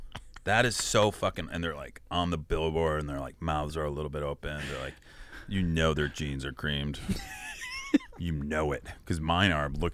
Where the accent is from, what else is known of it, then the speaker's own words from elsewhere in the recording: Wilmette, Illinois, United States; Because I was raised in Wilmette, sick. Illinois, where he grew up.